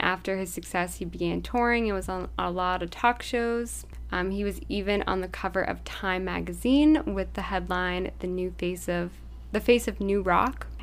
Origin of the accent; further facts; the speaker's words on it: Massachusetts, United States; we're from Massachusetts